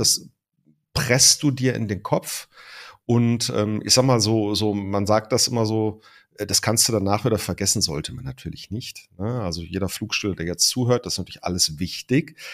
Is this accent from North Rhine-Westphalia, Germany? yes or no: yes; Ruhr area, North Rhine-Westphalia, Germany; wie man das bei uns im Ruhrpott sagt